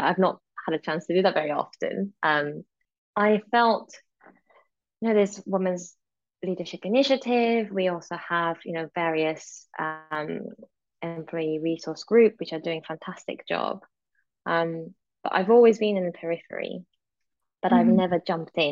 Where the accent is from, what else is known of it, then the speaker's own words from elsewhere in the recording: Japan; moved away; also born or lived in Europe; growing up in Japan and then suddenly moving to sort of European country, again out of my control because of my father's job